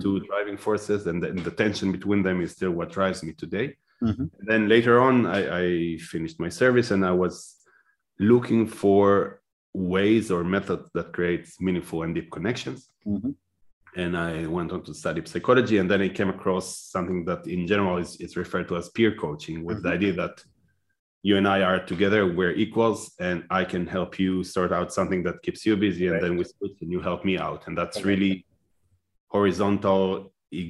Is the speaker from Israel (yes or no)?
yes; Israel; moved away as an adult; now in Netherlands; I was born and raised in Israel